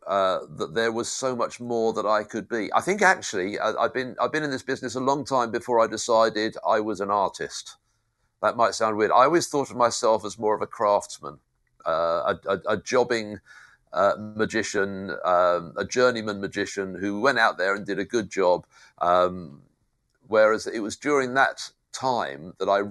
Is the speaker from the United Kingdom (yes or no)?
yes; United Kingdom; accent: British; moved away; Being British helped.